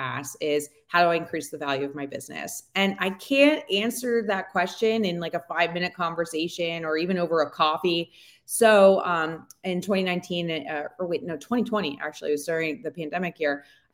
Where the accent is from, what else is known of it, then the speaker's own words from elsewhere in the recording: East Coast, United States; moved away; also born or lived in Colorado; We're originally from the East Coast